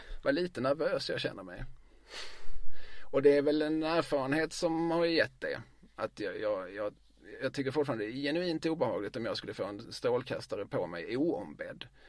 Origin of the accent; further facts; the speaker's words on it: Eslöv, Skåne, Sweden; moved away as an adult; also born or lived in Lund; now in Malmö, Sweden; jag gick i skola i Eslöv. Mina, eh, jag kom till Eslöv, började skolan, tog studenten, lämnade Eslöv.